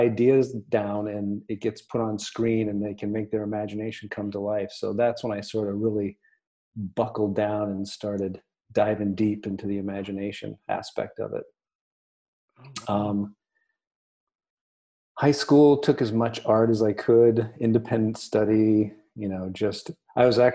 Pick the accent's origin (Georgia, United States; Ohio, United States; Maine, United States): Maine, United States; Durham; I grew up basically in Durham, Maine